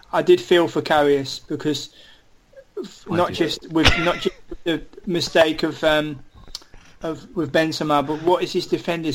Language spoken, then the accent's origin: English; London, United Kingdom; moved away as an adult; now in Netherlands; I was born in London, and I'm a staunch Gooner as well, so you've got to remember what happened before I immigrated from the UK to come and live here